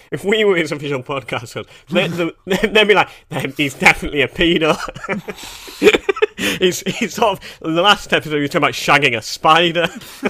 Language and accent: English; Canada; This is a bit naughty, but I'm Canadian, so who gives a fuck?